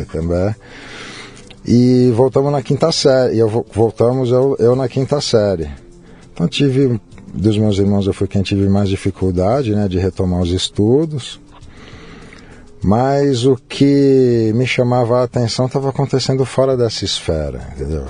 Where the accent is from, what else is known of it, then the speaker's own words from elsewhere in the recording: São Paulo, Brazil; moved away as an adult; now in Rio de Janeiro, Brazil; Eu nasci aqui em São Paulo. Paulista. Né? É. É, lá na Promatre, na Joaquim Eugênio de Lima. Uhum. Vivi aqui sempre